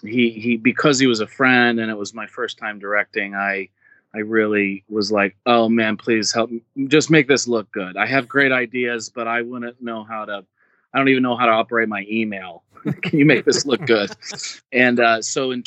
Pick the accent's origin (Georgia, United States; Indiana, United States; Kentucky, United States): Indiana, United States; moved away as an adult; now in California, United States; I'm from Indiana